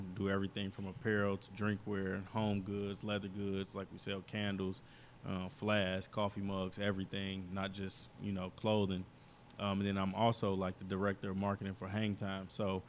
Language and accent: English; Indiana, United States; moved away; when I moved out here in 2011 from Northwest Indiana, just seeing different stuff